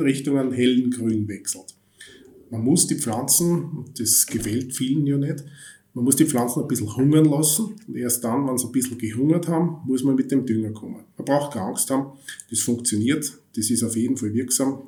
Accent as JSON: {"language": "German", "country": "Austria", "said": "bei uns in Österreich"}